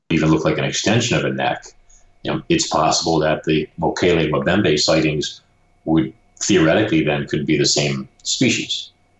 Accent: Brooklyn, New York, United States

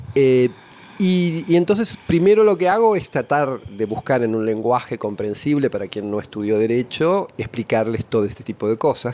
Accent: Buenos Aires, Argentina; nací en Córdoba y Esmeralda, pero en la calle, en, la plena ciudad de Buenos Aires. Ahí pasé mis primeros meses y después nos mudamos a un departamento que tenía de mi abuela en, en Caballito, en la calle Hidalgo y Rivadavia, donde enfrente había un cine el cine moreno, donde pasé toda mi infancia.

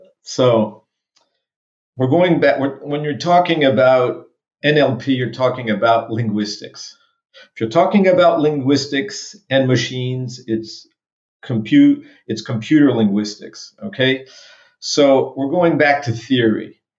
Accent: Berlin, Germany; born there; I was born in Berlin, in fact, and my father was a military lawyer for NATO. So I traveled all around all the time.

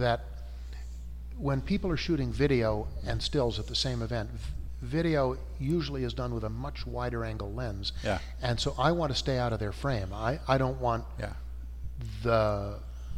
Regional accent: outside of Philadelphia, Pennsylvania, United States; moved away as an adult; now in Portland, United States; I was raised outside of Philadelphia from roughly, I think, 1960 or 61 to when I went off to college in 65.

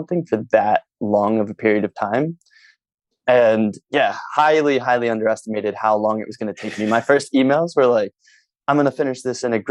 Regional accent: Philadelphia, Pennsylvania, United States; in Philly, where I'm from

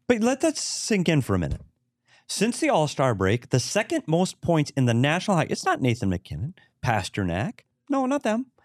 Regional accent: Bemidji, Minnesota, United States; my hometown, Bemidji

